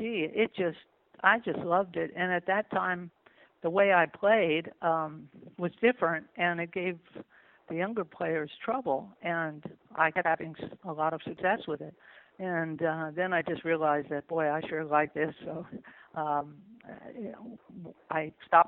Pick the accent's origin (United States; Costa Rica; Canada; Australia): United States; New Jersey; moved away as an adult; also born or lived in Los Angeles, California; I grew up in New Jersey